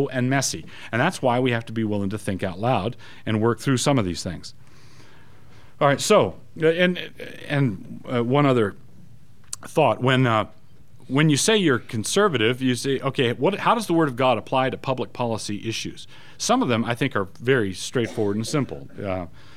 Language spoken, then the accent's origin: English; United States; as an American